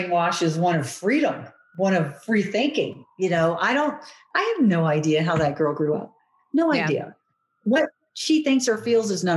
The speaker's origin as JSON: {"language": "English", "country": "United States", "said": "we're American"}